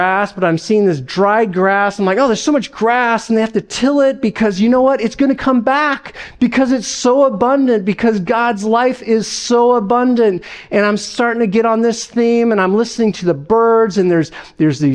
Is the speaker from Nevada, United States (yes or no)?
yes; Las Vegas, Nevada, United States; moved away; I'm from Las Vegas, all right? I'm not from the Northwest or anything